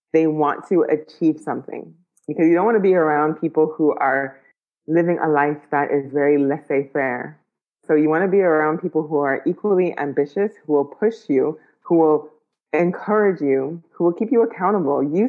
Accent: Ottawa, Ontario, Canada; moved away; also born or lived in Ghana / United Arab Emirates; growing up in Ottawa to moving to Ghana to moving to the UAE.

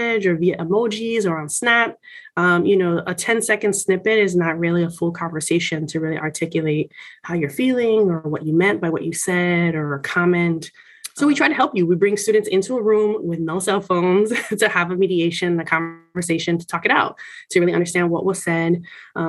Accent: Miami, Florida, United States; I'm Puerto Rican, I'm from Miami

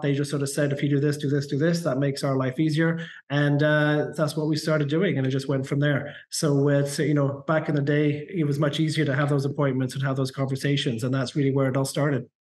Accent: Canada; in Canada, we call it permanent residency

